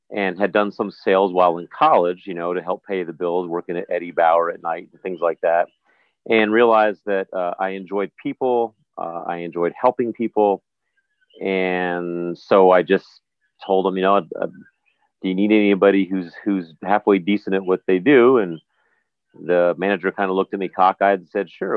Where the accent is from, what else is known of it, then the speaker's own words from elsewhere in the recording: New Jersey, United States; moved away as an adult; also born or lived in New York area; now in U.S. Virgin Islands; I was raised in the New York area, in Jersey predominantly